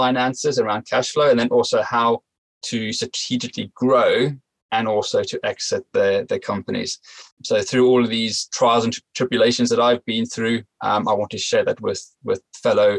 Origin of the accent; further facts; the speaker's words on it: South Africa; moved away as an adult; now in United Kingdom; I grew up in South Africa